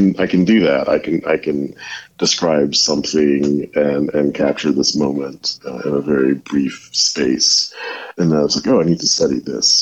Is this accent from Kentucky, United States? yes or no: no; Milledgeville, Georgia, United States; moved away as an adult; also born or lived in Athens, Georgia / Houston, Texas / Bemidji, Minnesota / Bay Area, California; I'm from Milledgeville, Georgia, born and raised there